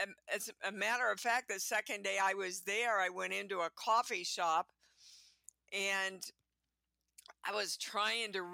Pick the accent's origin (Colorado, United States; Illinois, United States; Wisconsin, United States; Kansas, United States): Kansas, United States; Kansas City; moved away as an adult; also born or lived in New York; I grew up in Kansas City, Kansas, baby. And I was there all the way up until I was about 26